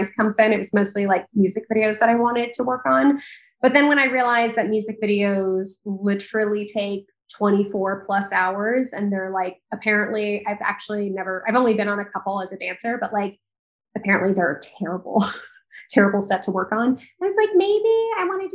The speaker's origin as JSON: {"language": "English", "town": "Nacogdoches", "region": "Texas", "country": "United States", "tie": "born or raised there", "also_born_or_lived": "New York City", "said": "I moved pretty young to a town called Nacogdoches, Texas, which is quite small. I moved there when I was 5. And so it's funny because like, I very much grew up in Texas."}